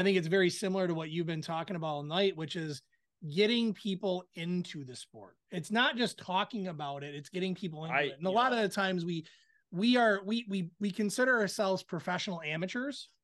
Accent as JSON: {"language": "English", "region": "Michigan", "country": "United States", "said": "We're from Michigan."}